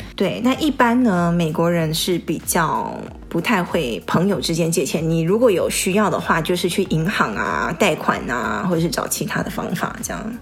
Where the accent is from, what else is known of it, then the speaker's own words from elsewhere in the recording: Taiwan; moved away as an adult; now in Bay Area, United States; 我当初是从台湾来的时候是先在，呃，当地上的社区大学，然后转学到那个U C Berkeley